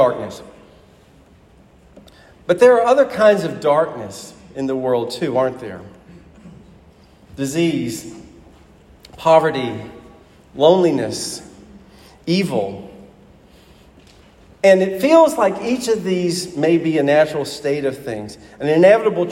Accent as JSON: {"language": "English", "town": "Huntsville", "region": "Alabama", "country": "United States", "tie": "born or raised there", "moved": "as an adult", "said": "the church I grew up in Alabama"}